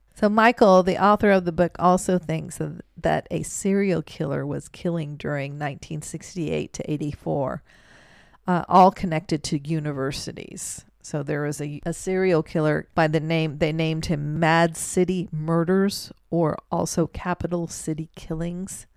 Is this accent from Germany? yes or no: yes; Germany; moved away; growing up in Germany, during those times, my grandmother always had a beer like this